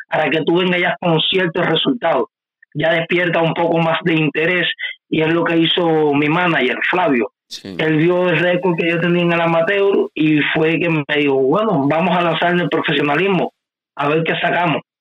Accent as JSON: {"language": "Spanish", "country": "Cuba", "said": "Yo soy cubano 100% y amo, y amo este país con mi vida"}